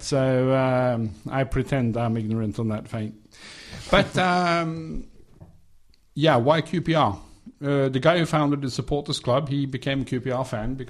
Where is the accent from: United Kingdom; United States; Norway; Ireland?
Norway; Trondheim, Trøndelag; moved away; I am from Trondheim. So okay. Rosenborg is my local team